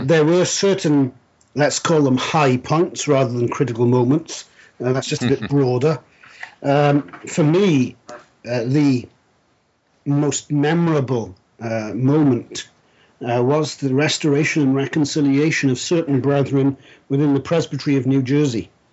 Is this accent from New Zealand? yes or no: no; South Wales, United Kingdom; moved away as an adult; I was uh, born and raised in South Wales, Wales being a principality uh, that makes up the United Kingdom